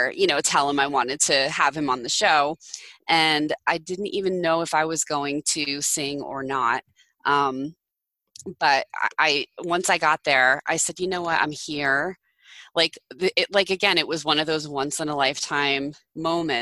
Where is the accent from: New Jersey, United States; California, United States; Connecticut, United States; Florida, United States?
New Jersey, United States; I'm from New Jersey